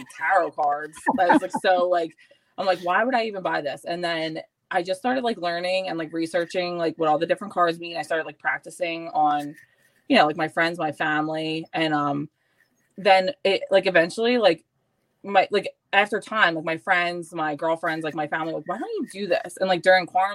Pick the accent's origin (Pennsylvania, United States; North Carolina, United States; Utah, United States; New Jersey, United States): Pennsylvania, United States; Philadelphia; I lived all over Northeast